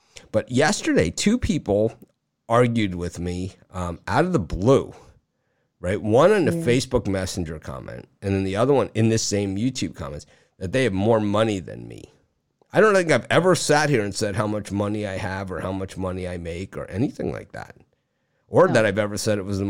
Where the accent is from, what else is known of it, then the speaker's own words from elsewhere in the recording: South Miami, Florida, United States; Yeah, I'm from South Miami, though.